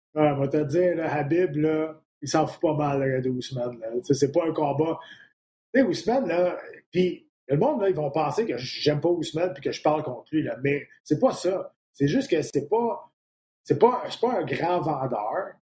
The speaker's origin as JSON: {"language": "French", "region": "Quebec", "country": "Canada", "said": "je suis un Québécois"}